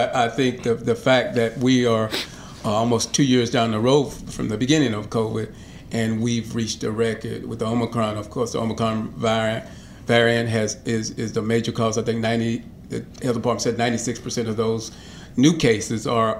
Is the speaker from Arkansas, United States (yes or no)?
yes; Southwest Arkansas, United States; now in Little Rock, United States; The 4th district used to be Southwest, down where my hometown.